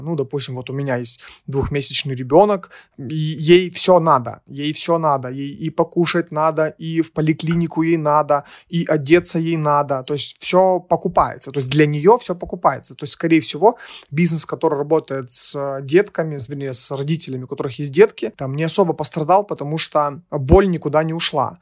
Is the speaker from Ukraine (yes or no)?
yes; Ukraine; Мы из Украины